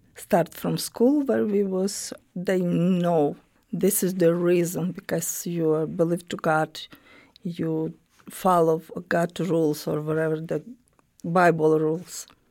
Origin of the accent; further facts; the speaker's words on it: Romny, Sumy Oblast, Ukraine; English is a second language; moved away as an adult; also born or lived in Latvia; now in Springfield, United States; I was born in Ukraine, not big city, but the name of the city, Romno